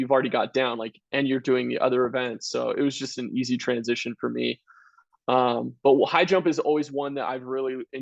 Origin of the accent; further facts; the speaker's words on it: Vancouver, Washington, United States; moved away; also born or lived in Utah; I grew up in Vancouver, Washington